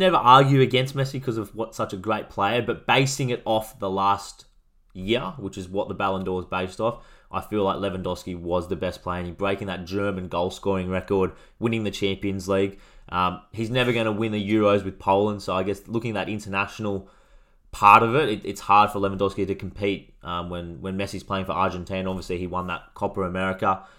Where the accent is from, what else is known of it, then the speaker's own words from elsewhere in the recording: Australia; we are Australian